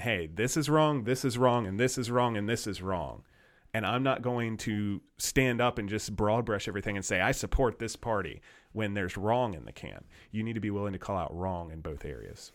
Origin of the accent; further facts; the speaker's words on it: United States; we're American citizens